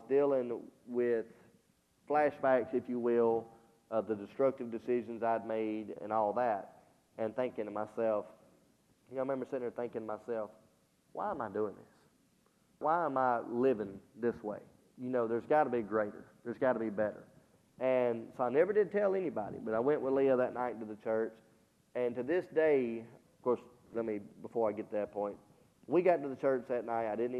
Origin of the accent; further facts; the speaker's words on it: Hamilton, United States; moved away; when we go back to Hamilton, to my hometown